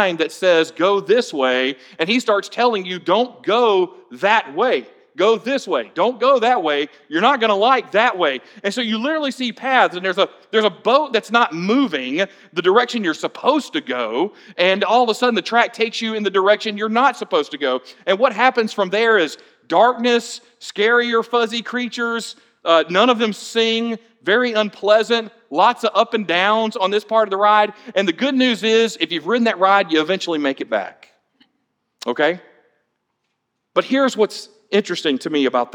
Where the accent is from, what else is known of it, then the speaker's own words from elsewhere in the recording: Atlanta, Georgia, United States; now in Florida, United States; my childhood growing up in Atlanta